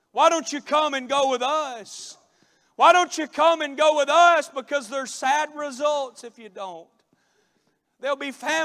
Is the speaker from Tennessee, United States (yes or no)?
no; Florida, United States; one of the boys back in my hometown had mistreated my sister